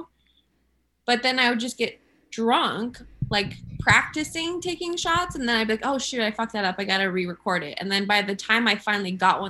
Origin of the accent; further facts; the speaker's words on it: Orange County, California, United States; moved away; I'm from Orange County, California.